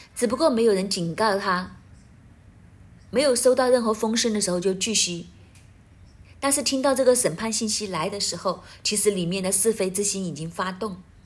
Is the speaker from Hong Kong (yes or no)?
yes; Hong Kong; 我们香港人